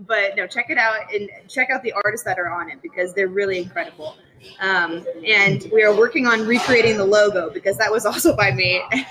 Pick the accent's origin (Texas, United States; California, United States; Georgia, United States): California, United States; Orange County; moved away as an adult; also born or lived in New York City; now in Reno, United States; I grew up in Orange County. We spent the last 5-6 years in New York City.